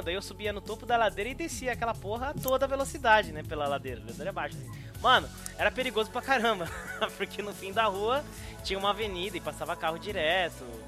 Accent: São Roque, São Paulo, Brazil; moved away; also born or lived in Bolivia; quando eu me mudei para São Roque, que é minha cidade natal

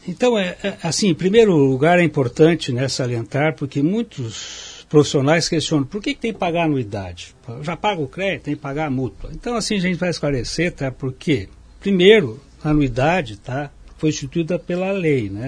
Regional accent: Lages, Santa Catarina, Brazil; also born or lived in Joinville / Curitiba; Voltei para minhas raízes em Lages, eu sou de Lages

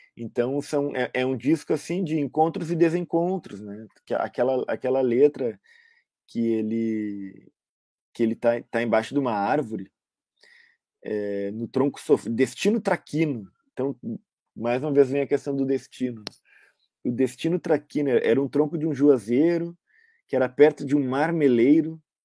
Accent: Rio Grande do Sul, Brazil; quase todos nós nascemos no Rio Grande do Sul

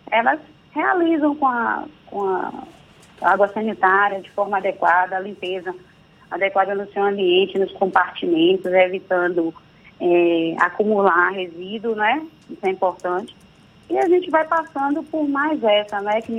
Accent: Santo Amaro, Bahia, Brazil; Eu sou de Santa Amaro, viu da Purificação, não deixo de falar isso nunca.

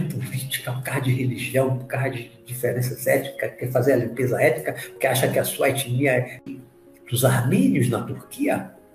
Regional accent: Brazil; eu sou brasileiro, eu, eu entendo mais o português

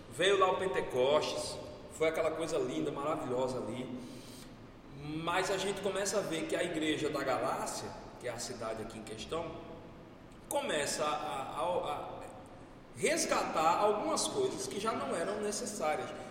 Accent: Brazil; eu nunca saí do Brasil

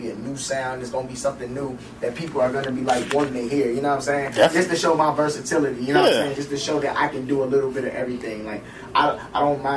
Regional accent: Chicago, Illinois, United States; I'm so Chicago, man. I grew up in Stayway Gardens on the low end

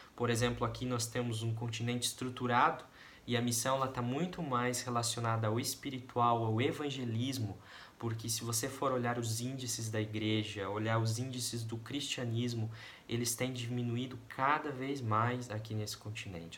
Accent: Guarapuava, Paraná, Brazil; moved away as an adult; also born or lived in Curitiba; eu nasci lá no interior do Paraná, na cidade de Guarapuava

